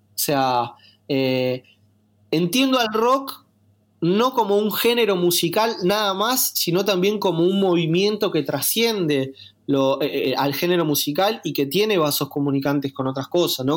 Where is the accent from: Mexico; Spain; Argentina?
Argentina; somos argentinos y nacimos acá